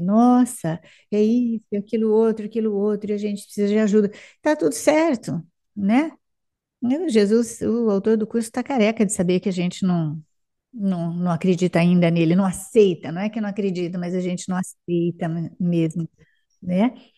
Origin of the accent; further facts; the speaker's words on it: Araçatuba, São Paulo, Brazil; now in São José do Rio Preto, Brazil; Pertinho daqui, Araçatuba